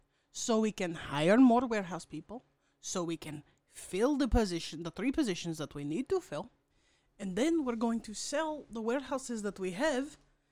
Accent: Chicago, Illinois, United States; but I'm from Chicago.

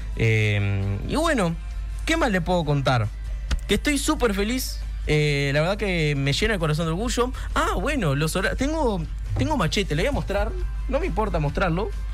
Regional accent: Carmelo, Colonia, Uruguay; el coro Liceo número 2 de Carmelo, que para mí es un honor que vengan los chiquilines a cantar, porque yo formé parte

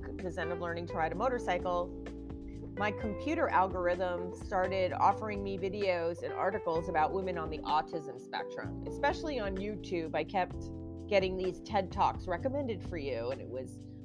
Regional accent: New Jersey, United States; now in California, United States; I'm born and raised in New Jersey

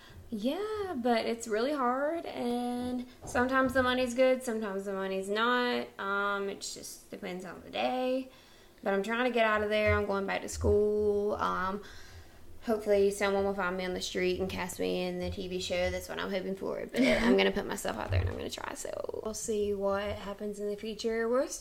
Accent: the South, United States; But we are from the South and we love our country music.

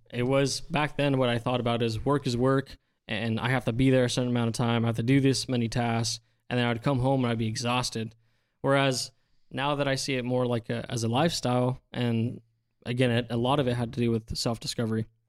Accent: Central Valley, California, United States; born and raised in the Central Valley

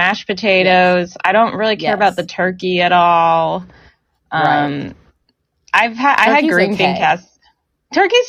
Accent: Northern California, United States; I'm from NorCal

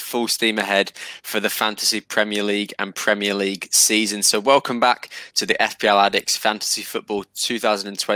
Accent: Australia; We're all Australian

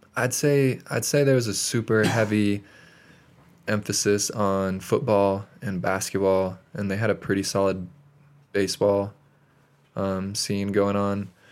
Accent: Great Falls, Montana, United States; now in Bozeman, United States; I am originally from Great Falls, Montana

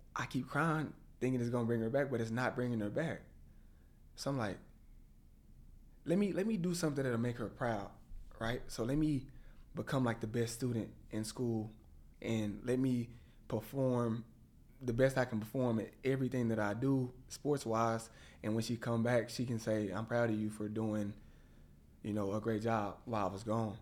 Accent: Waco, Texas, United States; moved away as an adult; now in Dallas, United States; I was growing up in Waco, Texas

